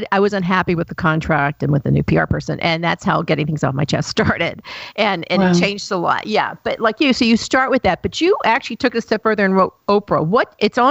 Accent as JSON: {"language": "English", "town": "Chattanooga", "region": "Tennessee", "country": "United States", "tie": "born or raised there", "moved": "yes", "said": "I grew up in Chattanooga, Tennessee, and it's a great place now to live. But when I was there, it was a dump."}